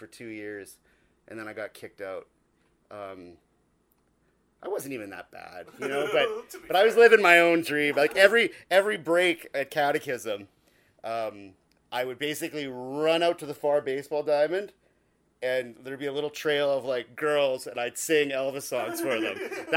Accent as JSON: {"language": "English", "town": "Dauphin", "region": "Manitoba", "country": "Canada", "tie": "born or raised there", "also_born_or_lived": "Toronto", "moved": "yes"}